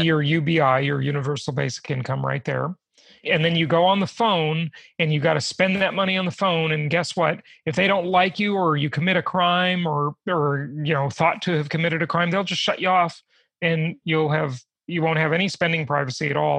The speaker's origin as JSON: {"language": "English", "town": "Los Angeles", "region": "California", "country": "United States", "tie": "born or raised there", "moved": "yes", "said": "los angeles where i grew up"}